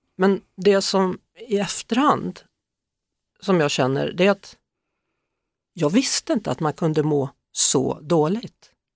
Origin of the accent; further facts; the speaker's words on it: Skövde, Västra Götaland, Sweden; moved away; Jag kom från Skövde och där skulle man ha dobberjeans med indianer